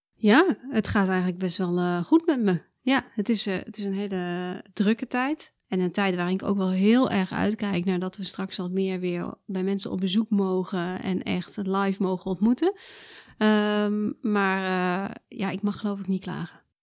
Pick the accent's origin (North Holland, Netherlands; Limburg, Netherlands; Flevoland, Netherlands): Limburg, Netherlands; South; moved away as an adult; also born or lived in Twente / Delft; now in Amersfoort, Netherlands; Ik heb gepubert in Zuid-Limburg